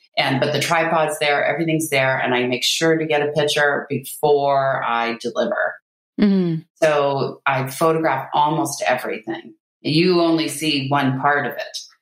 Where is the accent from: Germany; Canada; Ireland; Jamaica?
Canada; I'm Canadian. I'm in Canada